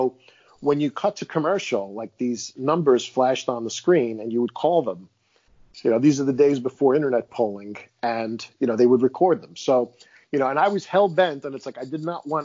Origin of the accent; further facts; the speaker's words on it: Queens, New York, United States; so I grew up in Queens, New York, right?